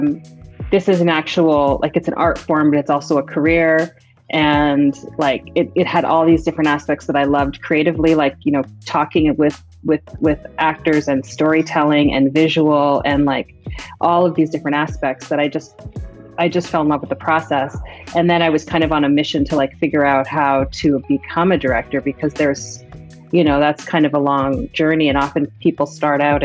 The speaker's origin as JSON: {"language": "English", "country": "Canada", "tie": "born or raised there", "said": "I grew up in Canada and I was born there"}